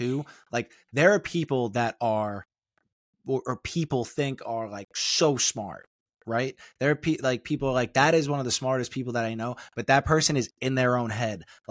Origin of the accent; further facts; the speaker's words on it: New York City, New York, United States; we're from the same place